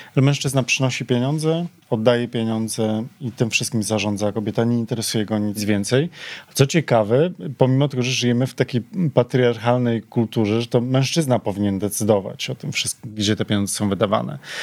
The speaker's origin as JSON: {"language": "Polish", "country": "Poland"}